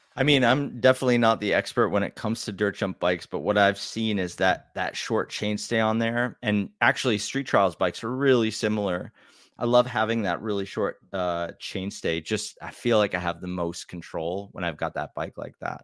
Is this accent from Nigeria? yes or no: no; Wisconsin, United States; I grew up in Wisconsin